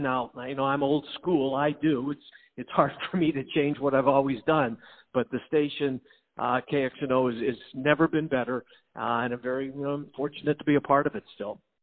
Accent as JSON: {"language": "English", "town": "Winnipeg", "region": "Manitoba", "country": "Canada", "tie": "born or raised there", "also_born_or_lived": "Denver", "moved": "as an adult", "lives_now": "Des Moines, United States", "said": "I grew up in Winnipeg"}